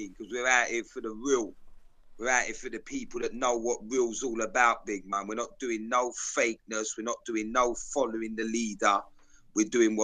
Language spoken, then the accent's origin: English; London, United Kingdom; I'm from South London, big man, my whole life